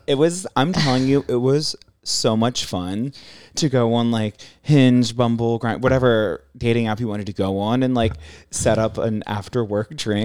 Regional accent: San Diego, California, United States; also born or lived in Maryland; I'm from San Diego, but family's in Maryland

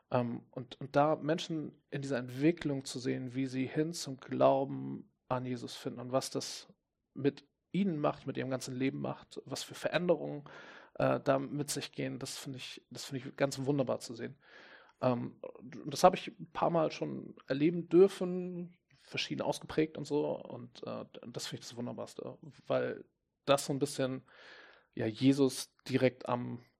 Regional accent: Hamburg, Germany; Ich komme ja aus Hamburg

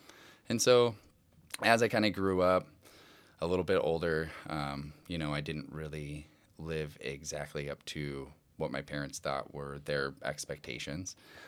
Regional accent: Omaha, Nebraska, United States; Well, I grew up in Omaha, Nebraska, you know, to a fairly large family.

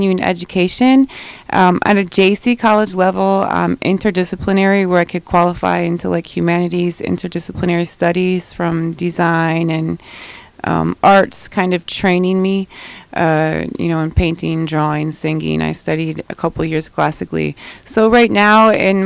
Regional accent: Midwest, United States; I'm from the Midwest and corporate America

